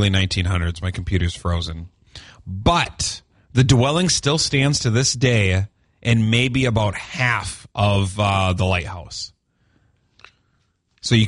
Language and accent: English; Duluth, Minnesota, United States; I grew up in Park Point